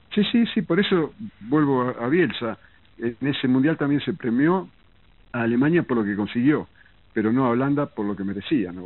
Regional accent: Lincoln, Buenos Aires Province, Argentina; moved away; yo me fui de Lincoln, ni siquiera de Buenos Aires

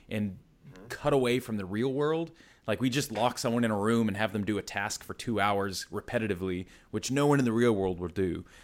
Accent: East Coast, United States; You can tell I'm stateside originally, so East Coast, then kind of moved all around.

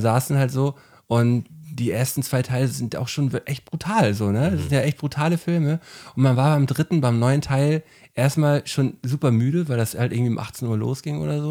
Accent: Flensburg, Schleswig-Holstein, Germany; bei uns in Flensburg im Kino, da war ich auch 18 oder so

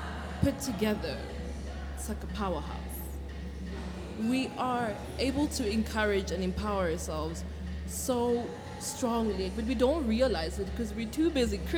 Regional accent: DR Congo; I'm from the DRC, Congo.

